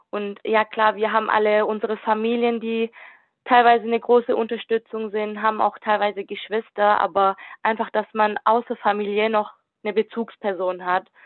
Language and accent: German; Kornwestheim, Baden-Württemberg, Germany; Ich komme aus Convestheim, bin duale Studentin und studiere Wirtschaftsinformatik im vierten Semester.